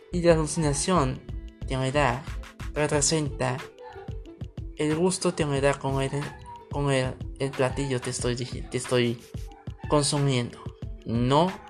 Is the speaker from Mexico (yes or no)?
no; Colombia; Soy una drag queen colombiana. Bueno, una drag colombiana, mejor dicho, porque soy hombre, soy un colombiano, carcero. Un colombiano te acabo de salir de Closet hace tres años